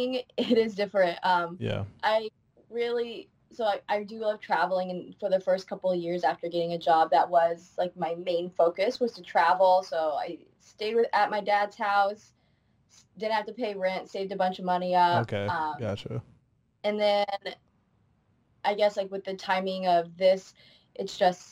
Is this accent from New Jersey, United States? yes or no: no; Indiana, United States; also born or lived in China; I was adopted from China when I was a baby, and then been living in Indiana ever since.